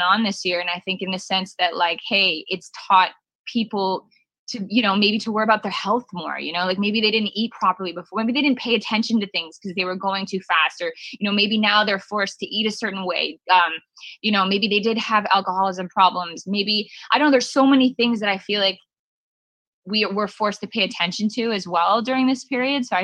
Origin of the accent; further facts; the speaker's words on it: Canada; I'm not even an LA girl. I'm actually from Canada